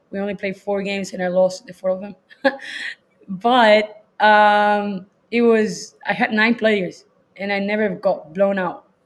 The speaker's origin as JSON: {"language": "English", "country": "Chile", "also_born_or_lived": "Louisiana", "moved": "as an adult", "lives_now": "Texas, United States", "said": "I'm from Chile"}